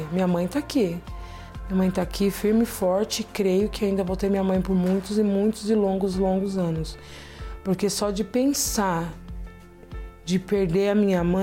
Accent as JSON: {"language": "Portuguese", "town": "Carapicuíba", "region": "São Paulo", "country": "Brazil", "said": "sou de Carapicuíba."}